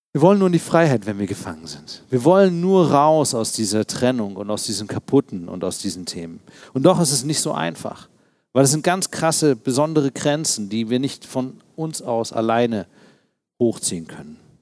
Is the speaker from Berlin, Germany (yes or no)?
yes; Berlin, Germany; Ich selbst bin Berliner. Ich ähm, bin als Kind in Ostberlin geboren tatsächlich. Wir wohnten in Friedrichshain